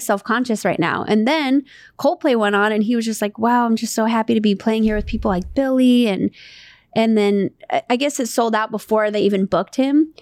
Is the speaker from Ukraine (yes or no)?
no; Santa Monica, California, United States